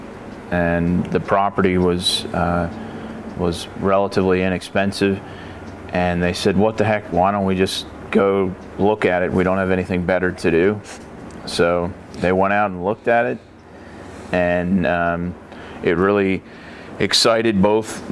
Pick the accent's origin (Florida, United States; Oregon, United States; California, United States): Oregon, United States; Beaux Frères property, Willamette Valley; also born or lived in Colorado Springs, Colorado; I grew up on the Beaux Fréres property from about the age of three